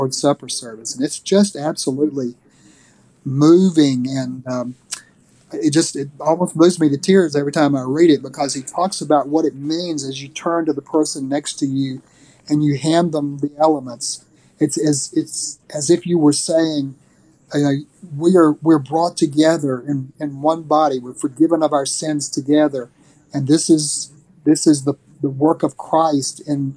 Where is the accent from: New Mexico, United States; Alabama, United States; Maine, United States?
Alabama, United States; North; the town that I grew up in North Alabama